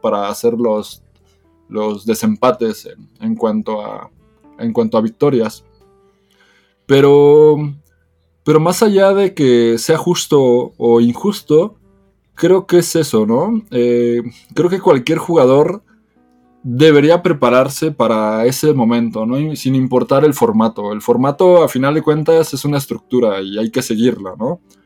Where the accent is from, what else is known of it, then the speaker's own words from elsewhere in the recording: Mexico; soy el representante de México